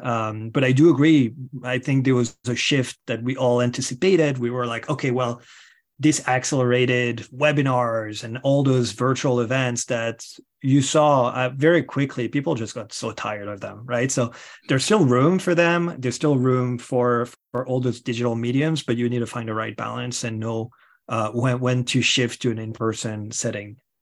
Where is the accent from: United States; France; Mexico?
France; moved away; if you hear an accent, it is because I am originally from France.